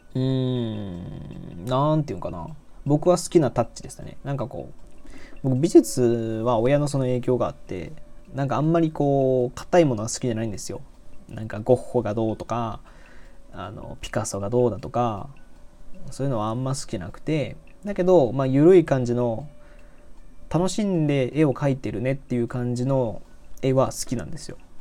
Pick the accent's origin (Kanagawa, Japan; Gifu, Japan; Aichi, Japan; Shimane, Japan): Aichi, Japan; Nagoya; moved away as an adult; also born or lived in Osaka; 僕、名古屋市ですね。だからもう、えっと、はい、名古屋市の方です。で、北区の方なんで